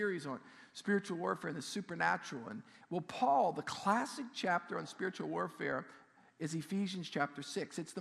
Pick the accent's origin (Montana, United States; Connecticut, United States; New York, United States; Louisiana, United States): Louisiana, United States; South Shore, South; I grew up on the South Shore